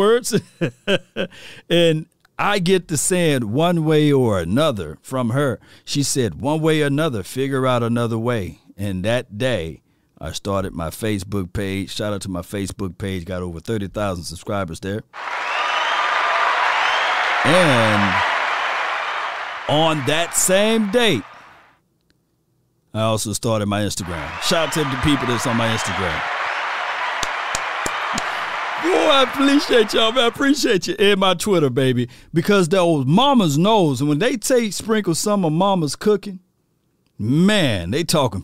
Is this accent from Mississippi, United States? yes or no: yes; Natchez, Mississippi, United States; I'm from Natchez, Mississippi, not that far away from New Orleans